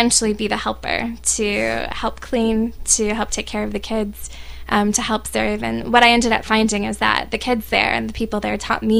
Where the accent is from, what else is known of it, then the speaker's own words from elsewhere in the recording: Charlotte, North Carolina, United States; moved away as an adult; also born or lived in Washington, D.C.; now in Japan; I'm from Charlotte, North Carolina.